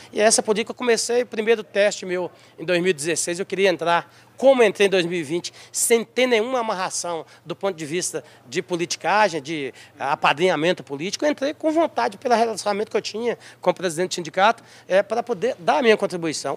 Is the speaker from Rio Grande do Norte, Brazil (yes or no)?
no; Santa Cruz de Salinas, Minas Gerais, Brazil; also born or lived in Janaúba; o meu distrito de Santa Cruz de Salles, onde nasci